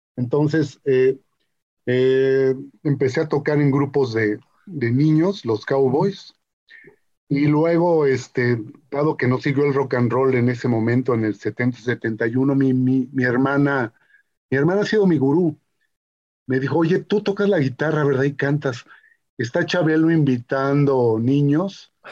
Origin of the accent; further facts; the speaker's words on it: Mexico; yo soy mexica, yo soy mexica, mexica, mexica de, pulque, de, pueblo